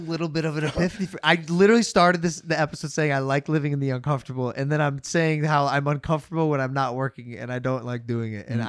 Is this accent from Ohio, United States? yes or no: yes; Cleveland, Ohio, United States; I'm from Cleveland.